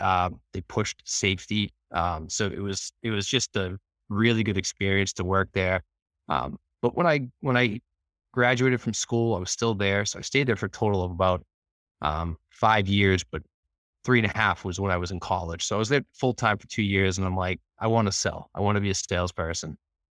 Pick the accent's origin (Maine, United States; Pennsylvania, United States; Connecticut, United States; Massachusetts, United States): Massachusetts, United States; Norwood; I grew up actually not far from Boston in Norwood, in a lower, not quite middle class family